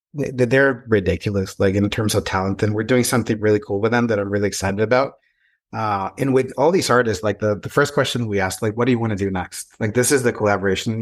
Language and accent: English; Mexico; English is a second language; also born or lived in San Francisco / Texas / Portugal; now in Southern California, United States; I'm an immigrant in this country. I came from Mexico many years ago.